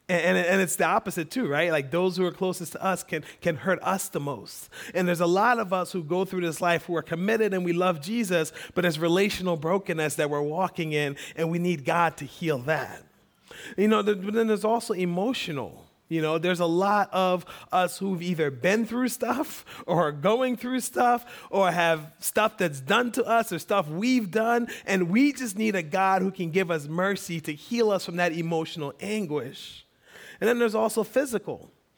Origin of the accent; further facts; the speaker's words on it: Liberia; now in United States; I grew up in Liberian Baptist, which I learned is very different than Black American Baptist, which when I came to America, I learned is very different than Southern Baptist